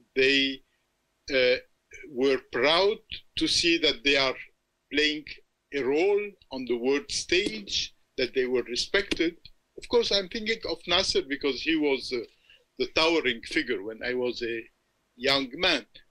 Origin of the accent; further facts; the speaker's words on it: Beirut, Beirut Governorate, Lebanon; I grew up in Beirut